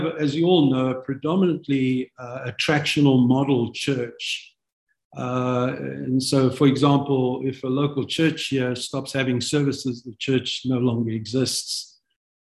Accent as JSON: {"language": "English", "country": "South Africa", "tie": "born or raised there", "also_born_or_lived": "London, United Kingdom", "moved": "as an adult", "lives_now": "United States", "said": "I'm born a South African. God took us from South Africa in 1994 permanently."}